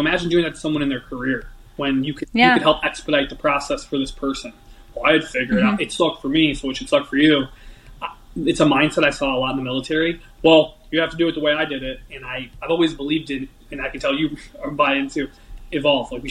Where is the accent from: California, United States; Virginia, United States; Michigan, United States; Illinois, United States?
Illinois, United States; Chicago; moved away as an adult; also born or lived in Washington; I'm a kid from Chicago or near the Chicago area. I'm 19